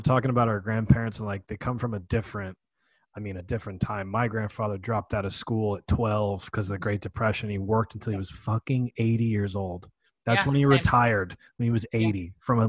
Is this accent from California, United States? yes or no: no; New York, United States; moved away; We're from New York originally.